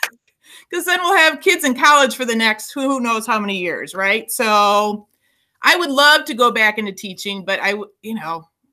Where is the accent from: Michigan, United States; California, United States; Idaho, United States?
Michigan, United States; Berkley; I grew up in Berkeley. So I returned home from U of M